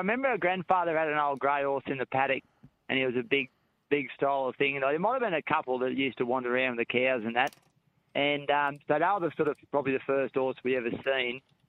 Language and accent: English; Narrabri, New South Wales, Australia; born or raised there; also born or lived in Tamworth, Australia